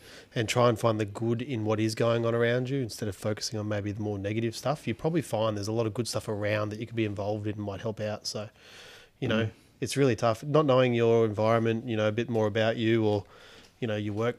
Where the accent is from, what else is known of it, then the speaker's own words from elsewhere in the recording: Australia; a typical Aussie bloke